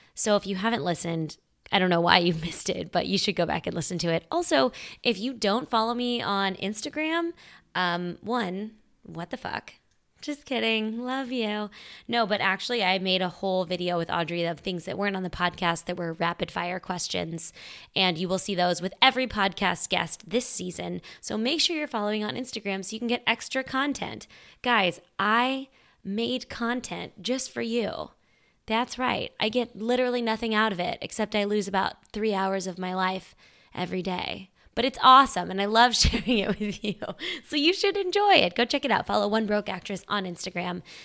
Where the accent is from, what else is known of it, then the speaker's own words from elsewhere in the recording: Midwest, United States; I'm also from the Midwest